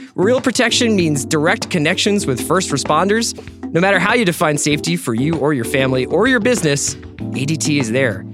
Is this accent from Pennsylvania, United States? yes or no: yes; Philadelphia, Pennsylvania, United States; Philly where Andy and I grew up